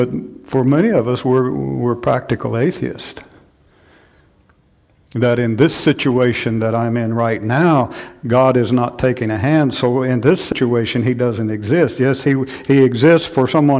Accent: Chelsea, Oklahoma, United States; moved away; my hometown, Chelsea, Oklahoma

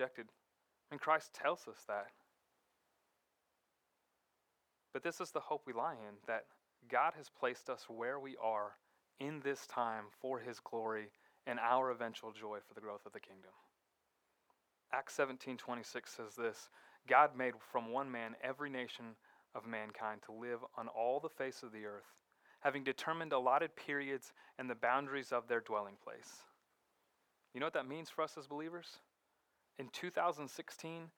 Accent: Fort Lauderdale, Florida, United States; moved away as an adult; where I grew up in Fort Lauderdale

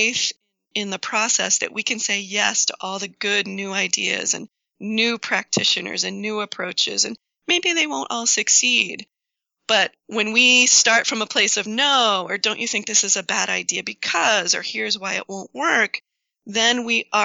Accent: New England, United States; also born or lived in Washington; I grew up here in New England

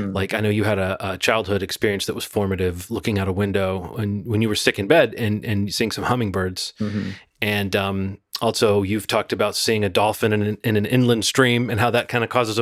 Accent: Birmingham, Alabama, United States; I grew up in Birmingham, Alabama

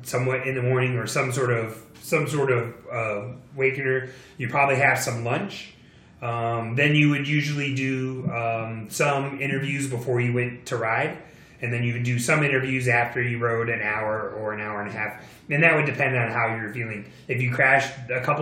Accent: United States; as an American

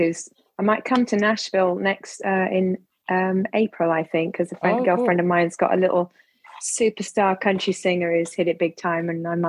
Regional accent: England, United Kingdom; moved away as an adult; also born or lived in Italy; now in Miami Beach, United States; I come from Florida, by the way, although I'm English. But yes, I'm in Florida

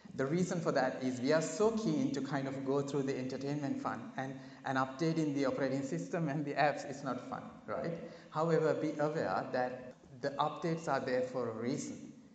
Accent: Sri Lanka; moved away as an adult; now in Australia; I come from a beautiful island nation called Sri Lanka

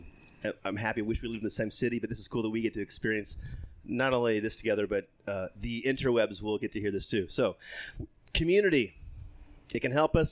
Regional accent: Texas, United States; I grew up Southern Baptist Evangelical State of Texas

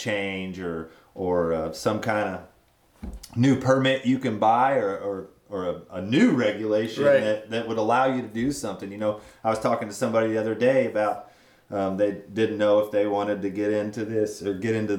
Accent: East Lynne, Missouri, United States; I grew up in East Lynn, little town.

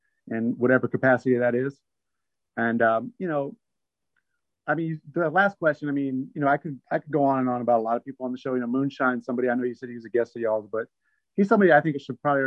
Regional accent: Abilene, Texas, United States; my hometown of Abilene

